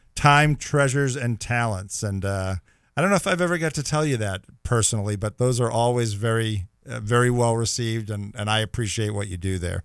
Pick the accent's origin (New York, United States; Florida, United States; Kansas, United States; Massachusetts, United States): Massachusetts, United States; Boston; we're both from the Boston area